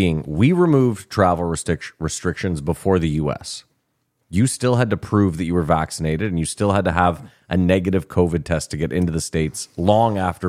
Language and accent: English; Canada; I'm Canadian.